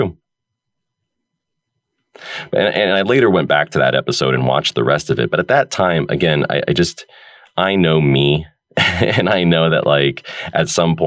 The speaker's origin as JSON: {"language": "English", "country": "United States", "tie": "born or raised there", "also_born_or_lived": "Oregon", "said": "growing up in America"}